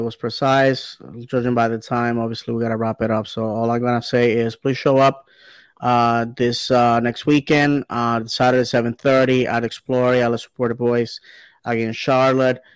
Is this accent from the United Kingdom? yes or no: no; Bayamón, Puerto Rico; now in Orlando, United States; my hometown uh, club, Bayamon